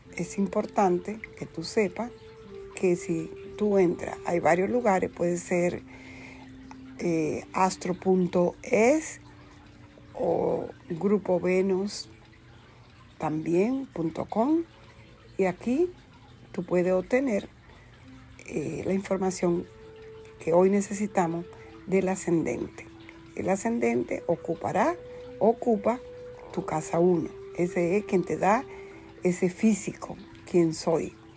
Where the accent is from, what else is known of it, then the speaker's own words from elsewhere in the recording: Dominican Republic; yo nací en la República Dominicana un 4 de octubre